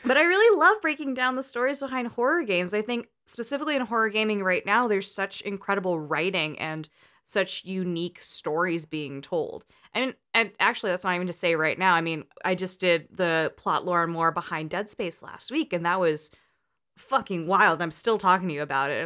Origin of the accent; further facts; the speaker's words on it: El Cerrito, California, United States; I had a Chuck E. Cheese down the street from me growing up in El Cerrito